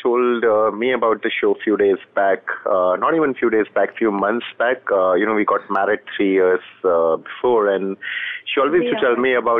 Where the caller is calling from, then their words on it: Delhi, India; I'm calling from Delhi.